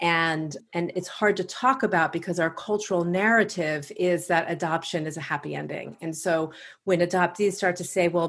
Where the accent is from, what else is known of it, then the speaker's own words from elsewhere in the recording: Long Island, New York, United States; accent: Long Island; now in Washington, D.C., United States; I'm from Long Island, New York, and you'll probably hear my Long Island accent pop in from time to time